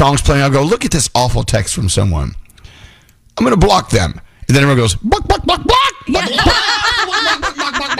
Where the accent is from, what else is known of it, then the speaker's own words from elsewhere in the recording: the South, United States; moved away; Growing up in the South, you know, when I was a kid